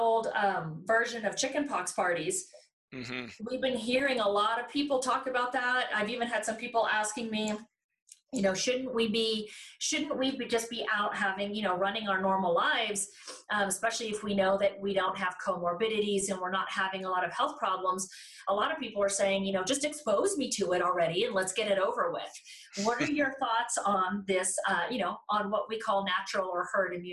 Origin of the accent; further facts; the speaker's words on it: Texas, United States; moved away as an adult; now in Denver, United States; I'm from Texas and I had moved to Denver